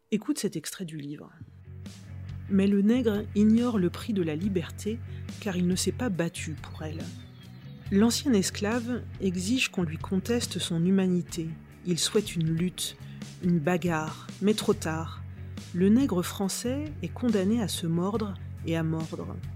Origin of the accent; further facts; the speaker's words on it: Normandy, France; Alors oui et non. Je suis normande, hein, réponse classique.